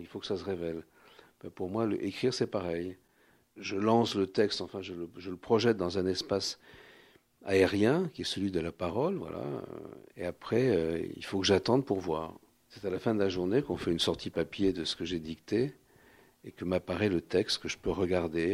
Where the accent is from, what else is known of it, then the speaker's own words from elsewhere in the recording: Paris, Île-de-France, France; accent: Parisian; je suis né à Paris, mais dans une famille où euh, l'Europe centrale était éminemment présente